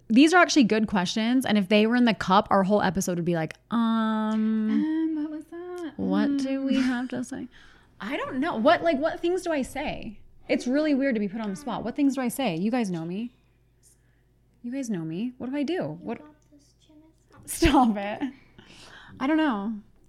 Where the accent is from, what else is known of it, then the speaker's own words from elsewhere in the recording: Pittsburgh, Pennsylvania, United States; like from where I'm from Pittsburgh. And people say jag off.